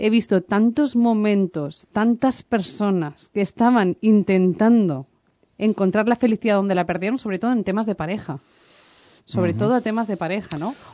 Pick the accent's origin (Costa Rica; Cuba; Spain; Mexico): Spain; Valencia, Valencian Community; para los que somos de Valencia